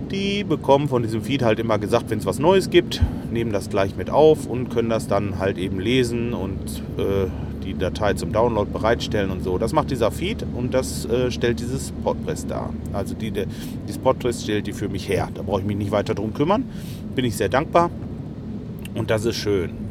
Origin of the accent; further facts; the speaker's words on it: Lemgo, North Rhine-Westphalia, Germany; ich komme ja eigentlich aus Lemgo. Lemgo liegt so mh, hm, 15 Kilometer von Detmold weg.